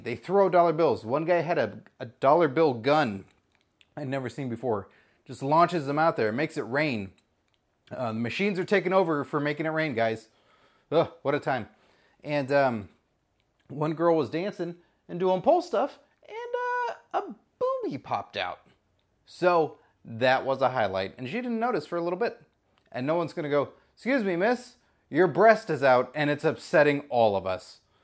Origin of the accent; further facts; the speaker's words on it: Texas, United States; I'm from Texas